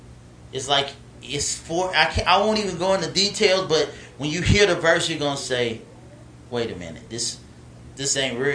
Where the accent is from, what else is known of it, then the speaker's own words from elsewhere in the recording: Alabama, United States; also born or lived in Los Angeles, California / Montgomery, Alabama; I was born in Los Angeles, so that was home. And then I was raised in Alabama.